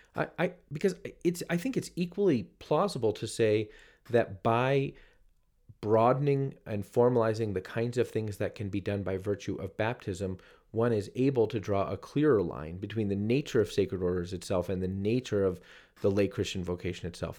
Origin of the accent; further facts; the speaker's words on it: New Jersey, United States; my home state of New Jersey